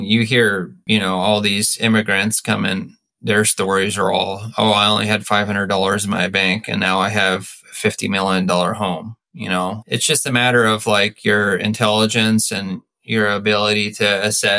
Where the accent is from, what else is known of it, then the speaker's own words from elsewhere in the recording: Los Altos, California, United States; now in Bend, United States; as a Californian and grow up in the Bay Area